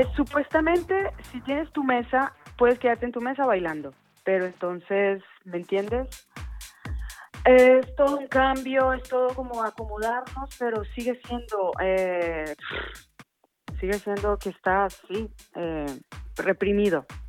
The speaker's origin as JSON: {"language": "Spanish", "town": "Cali", "region": "Valle del Cauca", "country": "Colombia", "moved": "yes", "lives_now": "Ibiza, Spain", "said": "de Cali, Colombia, residente de Ibiza"}